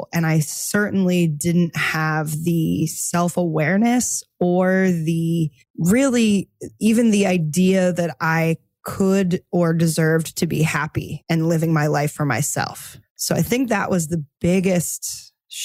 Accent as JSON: {"language": "English", "region": "East Coast", "country": "United States", "tie": "born or raised there", "also_born_or_lived": "New York City", "said": "I grew up on the East Coast and I moved to New York City after college."}